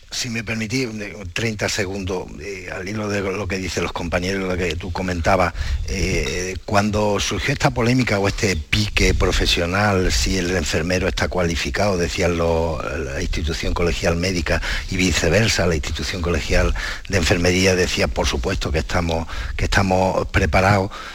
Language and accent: Spanish; Torredonjimeno, Andalusia, Spain; moved away; mi pueblo